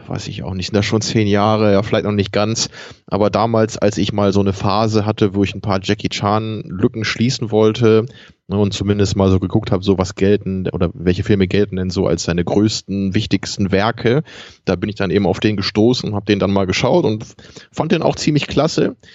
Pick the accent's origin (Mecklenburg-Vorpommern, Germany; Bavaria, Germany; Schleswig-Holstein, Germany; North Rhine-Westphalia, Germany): Schleswig-Holstein, Germany; Kiel; was ich besonders lustig finde als Kieler